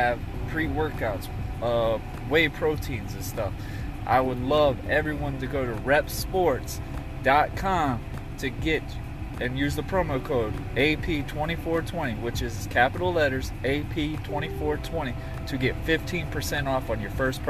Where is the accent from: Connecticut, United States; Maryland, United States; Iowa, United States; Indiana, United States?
Connecticut, United States; New London; born there; also born or lived in Jacksonville, Florida; I'm what we call the terminology, damn Yankee. I was born in New London, Connecticut. But with my dad being in the military, we moved so many times that we found a way to get back into Jacksonville, Florida